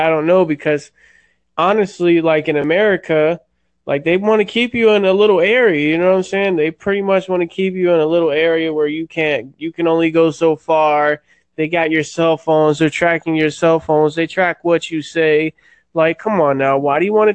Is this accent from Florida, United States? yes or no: yes; Florida, United States; I'm from Florida